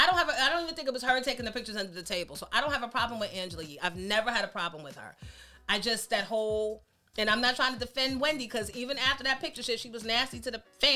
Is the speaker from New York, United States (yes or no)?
yes; New York City, New York, United States; I'm from Queens